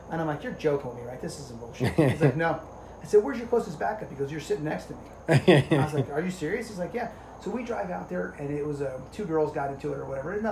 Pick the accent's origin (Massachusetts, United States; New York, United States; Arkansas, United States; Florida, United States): Florida, United States; Largo; I was like, you know, we're from Largo, like you know.